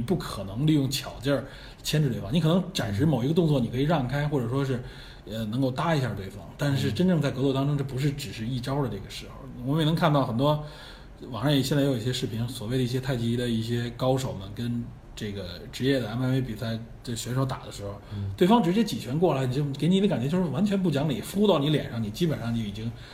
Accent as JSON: {"language": "Chinese", "country": "China", "said": "我们中国人"}